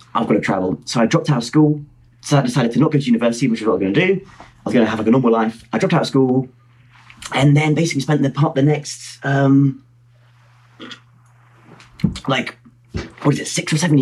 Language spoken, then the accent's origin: English; Hertfordshire, East of England, United Kingdom; I'm from Hertfordshire, just north of London. I tell people I'm from London when I'm travelling, but really, I'm from Hertfordshire, which is not in London